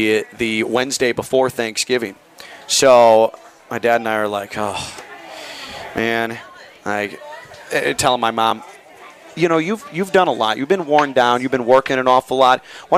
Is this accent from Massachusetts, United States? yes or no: no; Chicago, Illinois, United States; Me, youngster, growing up in the Chicago area